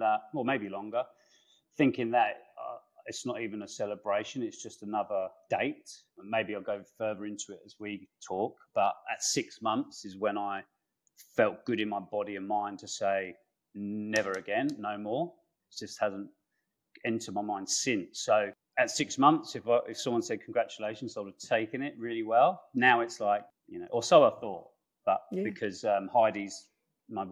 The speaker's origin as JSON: {"language": "English", "region": "London", "country": "United Kingdom", "tie": "born or raised there", "said": "That was the UK, so England, northwest London."}